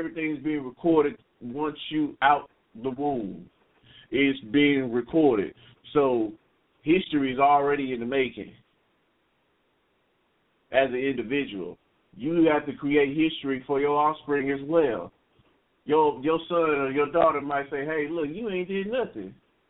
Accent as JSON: {"language": "English", "region": "Texas", "country": "United States", "said": "All I know is I'm from East Texas."}